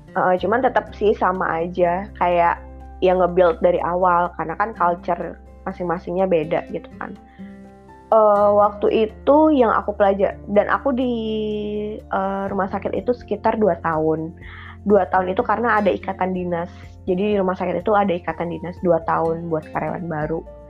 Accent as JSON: {"language": "Indonesian", "town": "Palembang", "region": "South Sumatra", "country": "Indonesia", "also_born_or_lived": "Bandung / Jakarta", "moved": "yes", "said": "aku mulainya penempatannya itu buat yang di Palembang gitu. Jadi pulang ke rumah"}